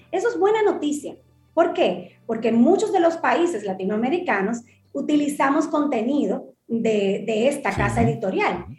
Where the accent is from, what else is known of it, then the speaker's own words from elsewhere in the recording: Dominican Republic; como dominicanos